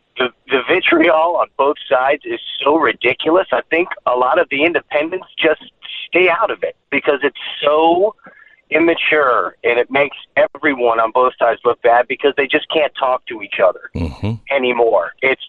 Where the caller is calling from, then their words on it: Florida, United States; I mean, I'm here from Florida.